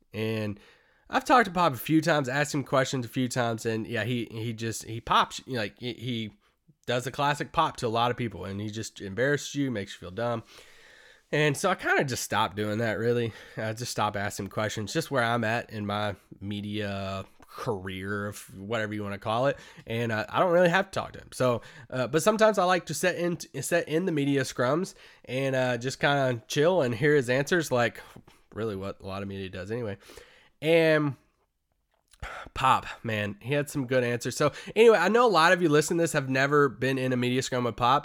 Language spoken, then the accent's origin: English; Kentucky, United States; moved away; I grew up in Kentucky